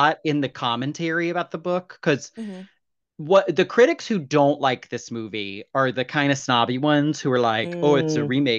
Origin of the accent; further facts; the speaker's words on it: United States; I'm an American, goddammit.